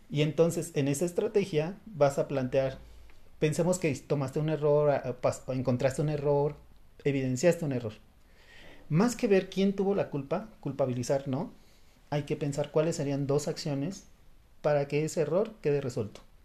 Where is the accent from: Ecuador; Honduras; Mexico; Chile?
Mexico; Los mexicanos